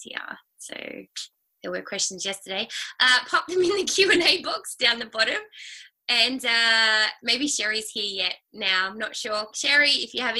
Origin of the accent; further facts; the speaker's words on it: Sydney, New South Wales, Australia; I grew up in Sydney, and I have had a sister and Mum and Dad